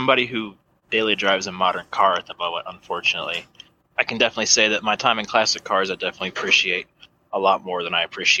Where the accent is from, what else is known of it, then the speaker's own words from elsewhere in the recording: Ohio, United States; moved away as an adult; now in Colorado, United States; So, I'm 22. I was born in Ohio, lived there for most of my life. Now I am based out of Colorado.